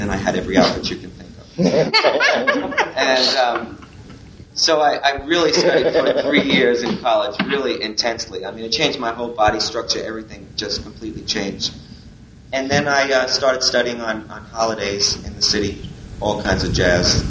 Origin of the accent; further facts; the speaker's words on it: New York City, New York, United States; I was born in the Bronx